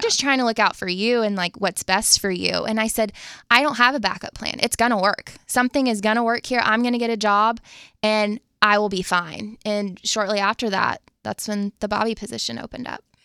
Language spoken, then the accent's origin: English; Jacksonville, Florida, United States; moved away as an adult; also born or lived in Tallahassee, Florida; now in Nashville, United States; I am from Jacksonville, Florida, was born and raised there, my family, they still live there